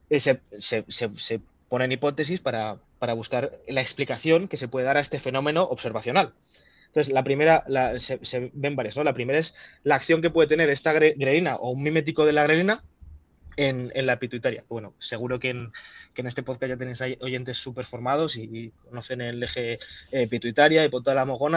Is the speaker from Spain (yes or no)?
yes; Spain; yo como farmacéutico español